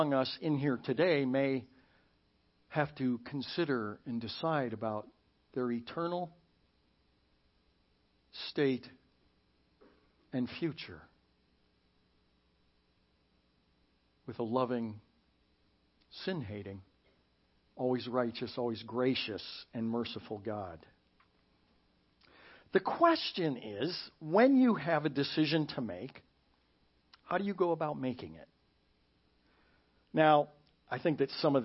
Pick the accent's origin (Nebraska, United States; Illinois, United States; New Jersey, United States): Illinois, United States; Chicago suburbs; moved away; I was from Chicago suburbs.